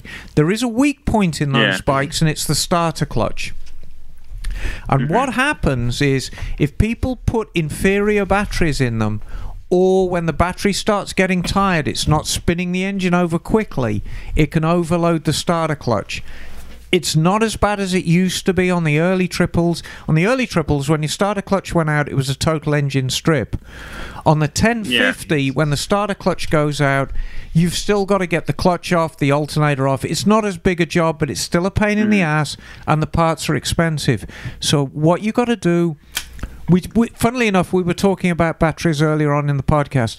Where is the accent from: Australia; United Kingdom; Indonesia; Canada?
United Kingdom; Birmingham, West Midlands; now in United States; I'm actually from Birmingham